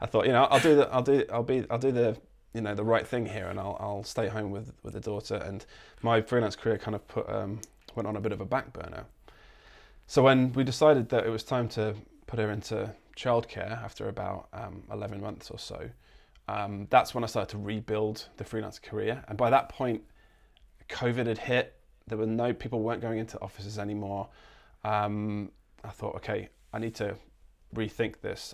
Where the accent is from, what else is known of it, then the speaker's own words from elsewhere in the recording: Lincolnshire, East Midlands, United Kingdom; also born or lived in London; now in Gold Coast, Australia; I'm actually from, uh, uh, East Midlands. I'm from Lincolnshire, but I'd lived in London for a good ten years